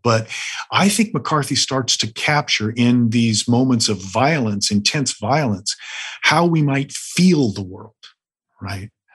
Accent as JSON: {"language": "English", "region": "the American West", "country": "United States", "said": "I'm from the West"}